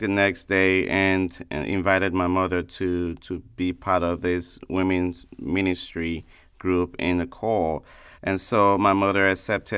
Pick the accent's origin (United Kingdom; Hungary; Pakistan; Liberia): Liberia; now in Sanford, United States; originally from Liberia, a West African state